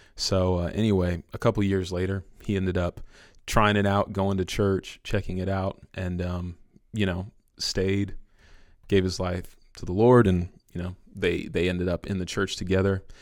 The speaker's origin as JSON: {"language": "English", "town": "San Francisco", "region": "California", "country": "United States", "moved": "as an adult", "lives_now": "Villa Rica, United States", "said": "I'm originally from San Francisco. I moved here about five years ago"}